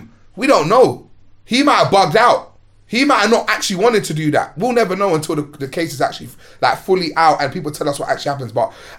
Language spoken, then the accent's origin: English; London, United Kingdom; In one square in my hood, Chippenham, not too far from here. I grew up in Mozart across the bridge from where we are now.